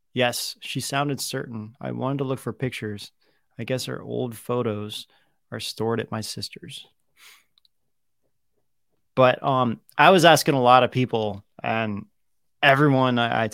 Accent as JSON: {"language": "English", "town": "Los Angeles", "region": "California", "country": "United States", "said": "Okay, so yes, we're from Los Angeles originally."}